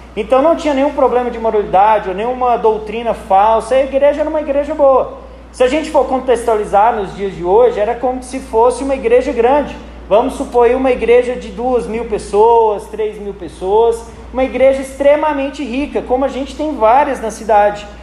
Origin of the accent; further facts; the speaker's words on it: Uruaçu, Goiás, Brazil; eu sou do interior de Goiás, eu nasci numa cidade chamada Uruaçu